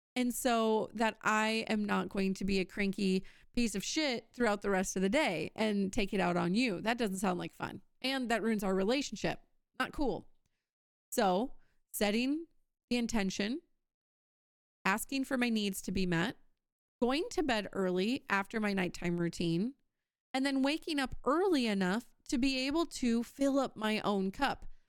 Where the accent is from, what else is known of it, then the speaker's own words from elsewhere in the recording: Wisconsin, United States; I'm from Wisconsin